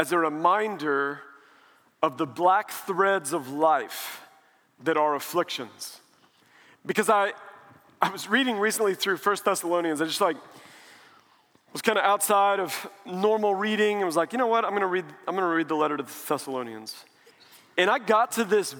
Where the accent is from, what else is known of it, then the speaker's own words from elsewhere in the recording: Springfield, Missouri, United States; now in Dallas, United States; I grew up in Springfield, Missouri, and now in Dallas